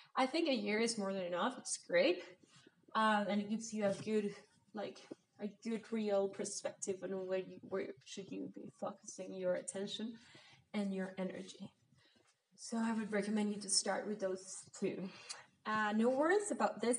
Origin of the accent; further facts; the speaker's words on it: Mexico; I'm from Mexico